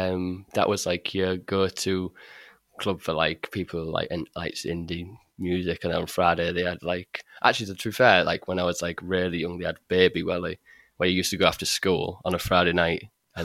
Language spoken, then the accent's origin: English; Hull, Yorkshire and the Humber, United Kingdom; Well, it was either go to college or do an apprenticeship.